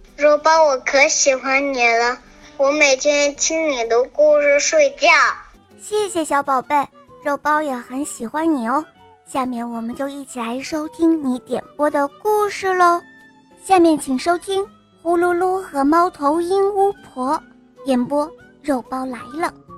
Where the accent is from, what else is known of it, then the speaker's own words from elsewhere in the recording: Shandong, China; 我今年四岁了，我来自山东